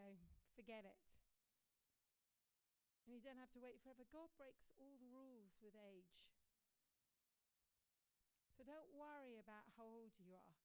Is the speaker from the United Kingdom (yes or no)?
no; India; We grew up in India together, we were boarding school together.